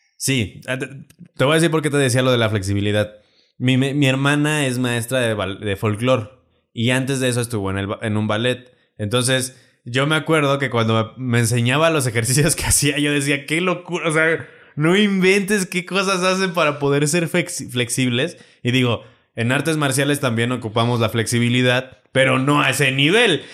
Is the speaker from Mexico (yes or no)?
yes; Celaya, Guanajuato, Mexico; yo soy de Celaya